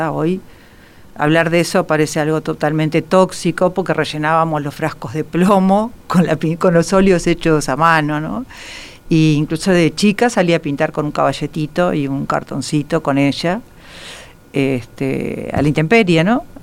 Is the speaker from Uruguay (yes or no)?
yes; Montevideo, Uruguay; crecí una parte en Carrasco, pero en los años, a principios de los 60